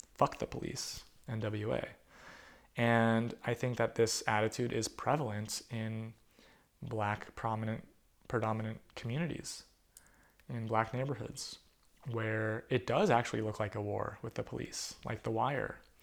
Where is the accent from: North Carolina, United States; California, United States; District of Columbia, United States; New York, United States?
California, United States; Sacramento; my hometown of Sacramento